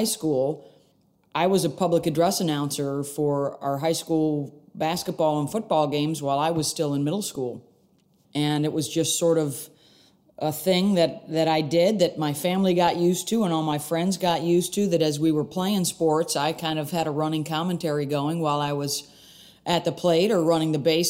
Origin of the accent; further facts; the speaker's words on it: Syracuse, New York, United States; I grew up in Syracuse, New York